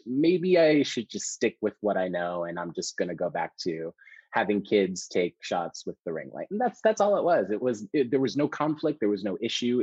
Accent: New York City, New York, United States; I was born and raised in New York City.

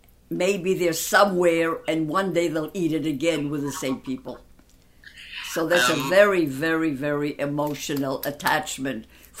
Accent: Gdynia, Pomeranian Voivodeship, Poland; born there; also born or lived in Danzig; But I was born in a Polish section called Gdynia. And from there, we went back to our hometown when the war started in 1940.

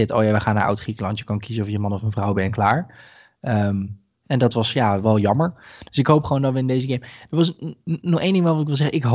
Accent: Rotterdam, South Holland, Netherlands; also born or lived in Kralingen; is het land waar de vikingen zitten is eigenlijk een beetje zoals Rotterdam-Zuid. Waar ik ben opgegroeid. En zij zoeken een betere plek. En toen mijn familie naar

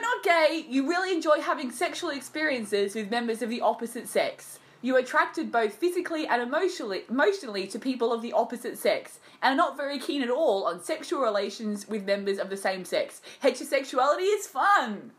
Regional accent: Australia; as an Australian

